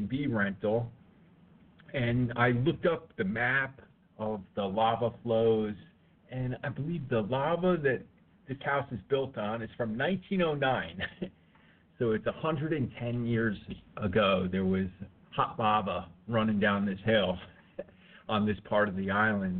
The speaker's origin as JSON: {"language": "English", "region": "Northeast", "country": "United States", "tie": "born or raised there", "also_born_or_lived": "Florida", "moved": "as an adult", "lives_now": "Hawaii, United States", "said": "I was raised in the Northeast"}